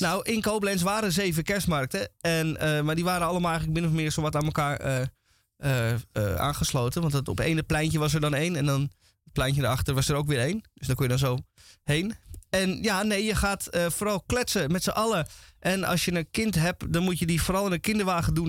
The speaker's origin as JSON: {"language": "Dutch", "country": "Netherlands", "said": "als Nederlander"}